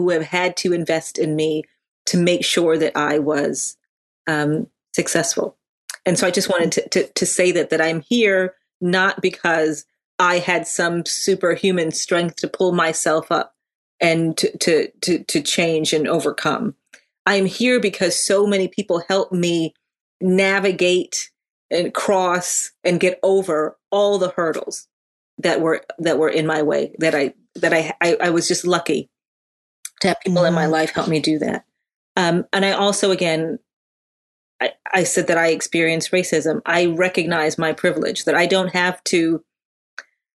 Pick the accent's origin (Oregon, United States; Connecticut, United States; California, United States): Connecticut, United States; also born or lived in Hartford, Connecticut / Windsor, Connecticut; I grew up in Connecticut. We were first in Hartford, Connecticut.